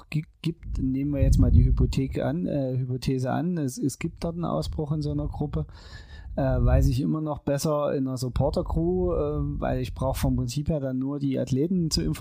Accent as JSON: {"language": "German", "region": "Saxony", "country": "Germany", "said": "als halt Sachse."}